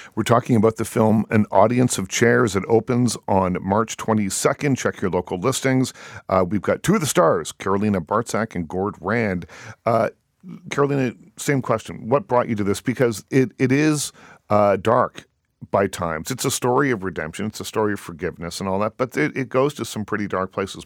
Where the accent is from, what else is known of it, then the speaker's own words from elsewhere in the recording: Liverpool, Nova Scotia, Canada; my hometown, by the way, of Liverpool, Nova Scotia